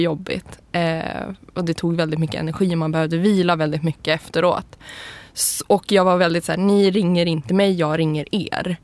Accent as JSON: {"language": "Swedish", "town": "Umeå", "region": "Västerbotten County", "country": "Sweden", "moved": "yes", "lives_now": "Stockholm, Sweden", "said": "jag kommer ursprungligen från Umeå eller en by utanför Umeå och då är jag så här, tjejen som flyttade till Stockholm och gjorde karriär"}